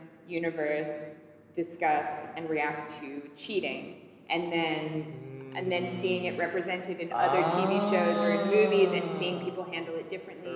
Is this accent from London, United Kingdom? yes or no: yes; London, United Kingdom; moved away; I grew up in London